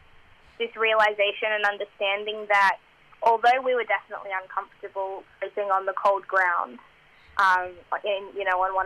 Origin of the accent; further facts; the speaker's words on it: Australia; I was born in Australia